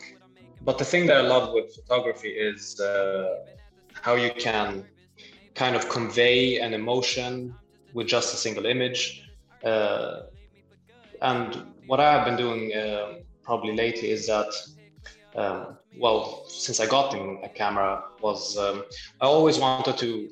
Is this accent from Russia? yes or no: no; Libya; also born or lived in Germany; now in Sweden; I'm from Sweden. However, originally I'm from Libya. I've actually lived in Germany for like 6 years when I was a kid.